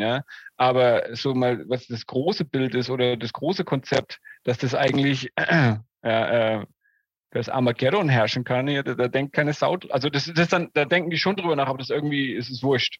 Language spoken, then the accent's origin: German; Germany; now in Atlanta, United States; Als Deutscher